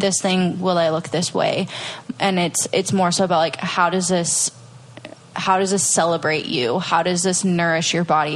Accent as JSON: {"language": "English", "region": "Minnesota", "country": "United States", "also_born_or_lived": "Venice Beach, California", "moved": "as an adult", "lives_now": "Austin, United States", "said": "I'm originally from Minnesota"}